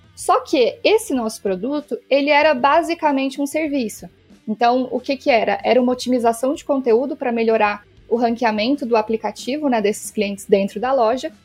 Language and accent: Portuguese; Minas Gerais, Brazil; Sou de Minas, então vai ter sotaque